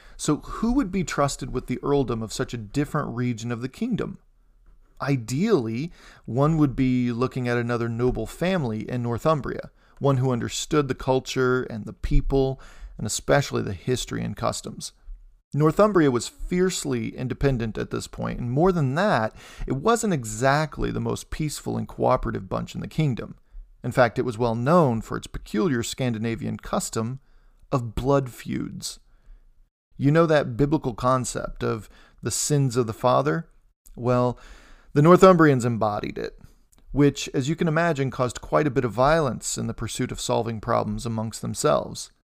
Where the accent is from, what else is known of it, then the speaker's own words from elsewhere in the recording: Indiana, United States; my home state of Indiana